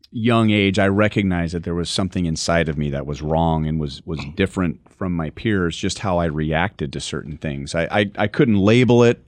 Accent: Los Angeles, California, United States; I grew up in Los Angeles

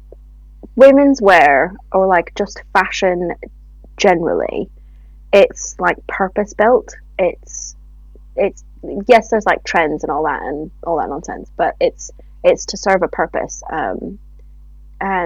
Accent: Canada; moved away as an adult; now in United Kingdom; I am originally from Canada and have lived in the UK for the past 9.5 years.

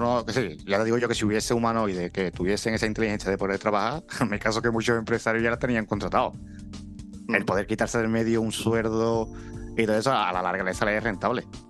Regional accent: Andalusia, Spain; yo soy de los que siempre que voy fuera, siempre digo Andalucía. Son irte pa' abanderar lo que es mi tierra

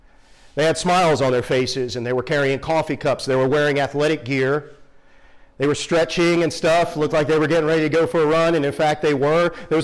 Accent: Northeast, United States; I told you I grew up in the Northeast.

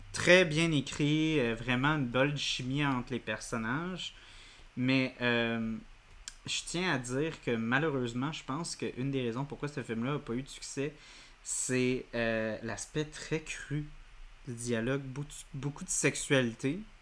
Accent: Montreal, Quebec, Canada; en tant que Montréalais

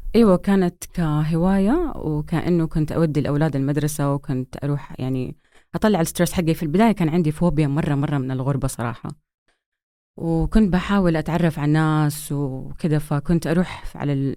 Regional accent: Saudi Arabia; moved away as an adult; also born or lived in United States / Vancouver, Canada; اتولدت في أمريكا لأنه بحكم دراسة أبويا برا وبعدين آه، رجعنا وأنا تقريبا آه، على بداية مراحلي الابتدائية

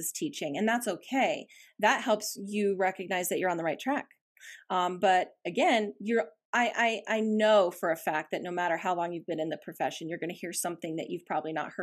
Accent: Bozeman, Montana, United States; moved away as an adult; now in Boise, United States; I did grow up in that beautiful setting

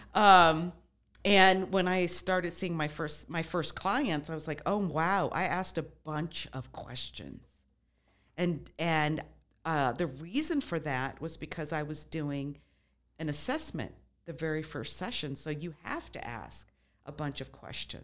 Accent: Las Vegas, Nevada, United States; moved away; also born or lived in Midwest; I grew up in Las Vegas, moved away, lived in the Midwest for a while

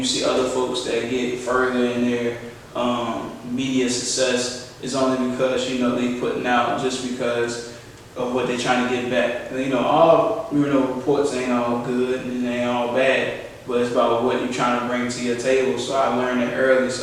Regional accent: West Virginia, United States; moved away; also born or lived in Petersburg, Virginia / 804 area code (Richmond area), Virginia; I'm from the 804. I was born in Petersburg, but I grew up in West Virginia.

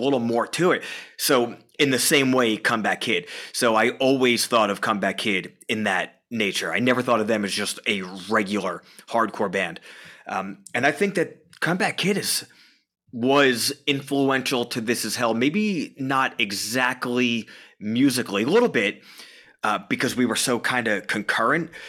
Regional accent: Long Island, New York, United States; moved away as an adult; now in Stamford, United States; Born and raised on Long Island, New York.

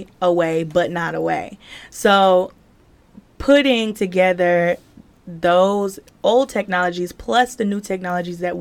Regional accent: South Carolina, United States; also born or lived in Myrtle Beach; I am originally from South Carolina. And I moved down to Myrtle Beach to go to college

